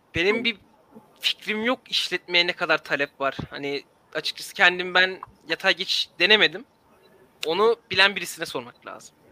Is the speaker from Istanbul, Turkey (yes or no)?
yes; Istanbul, Turkey; aile evinde kalıyorum şu an İstanbul'da. Yani buranın yerlisiyim e, doğduğumdan beri.